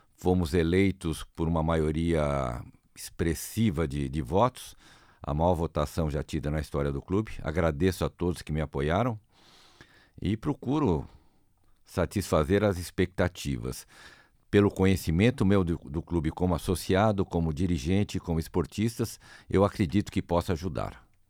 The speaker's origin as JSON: {"language": "Portuguese", "country": "Brazil", "said": "Eu, como brasileiro"}